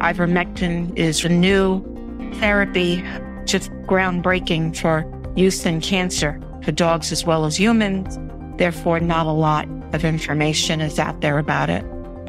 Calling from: South Carolina, United States; I'm calling from South Carolina.

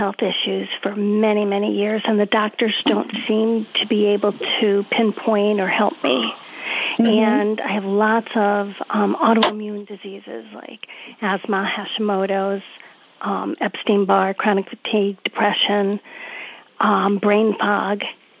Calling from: Old Saybrook, Connecticut, United States; I'm from Old Saber, Connecticut.

